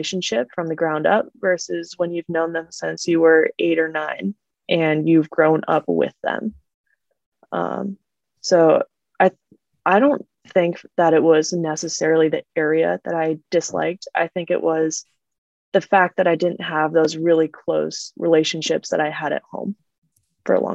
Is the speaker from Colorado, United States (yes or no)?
yes; Fort Collins, Colorado, United States; moved away as an adult; also born or lived in Arizona; now in Palo Alto, United States; I grew up in Fort Collins